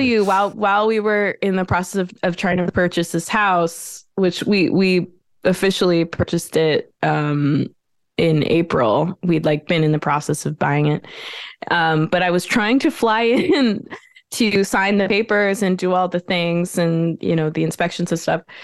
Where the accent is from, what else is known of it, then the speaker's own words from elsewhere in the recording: Montreal, Quebec, Canada; moved away as an adult; now in Brooklyn, New York, United States; I was born in Montreal